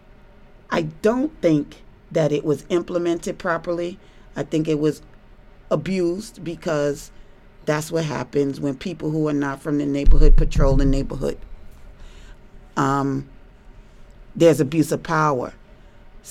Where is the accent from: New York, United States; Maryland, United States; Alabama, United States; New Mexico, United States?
New York, United States; New York City; I grew up in Harlem